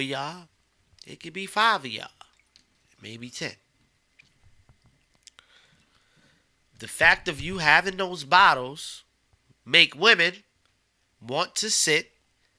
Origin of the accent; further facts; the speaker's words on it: Beacon, New York, United States; moved away; also born or lived in Maryland / Washington, D.C. / Los Angeles, California; I'm from Beacon, New York